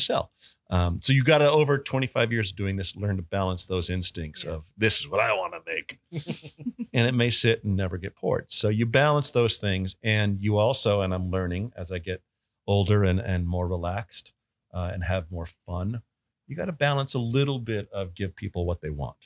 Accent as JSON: {"language": "English", "town": "San Diego", "region": "California", "country": "United States", "tie": "born or raised there", "also_born_or_lived": "Boulder, Colorado / Portsmouth, New Hampshire / Portland, Oregon", "moved": "as an adult", "lives_now": "Connecticut, United States", "said": "I'm born and raised in San Diego. I'm a Southern California kid"}